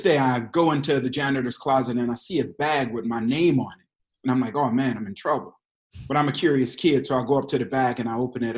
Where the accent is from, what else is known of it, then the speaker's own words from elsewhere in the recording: Detroit, Michigan, United States; I grew up in Detroit, Michigan.